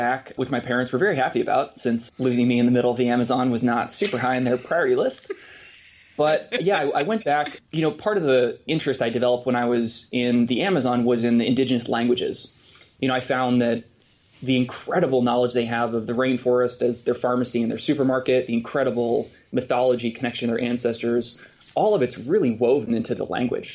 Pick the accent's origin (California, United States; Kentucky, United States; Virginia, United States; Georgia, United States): California, United States; Bay Area; also born or lived in Brooklyn, New York; now in Bellingham, United States; I grew up in the Bay Area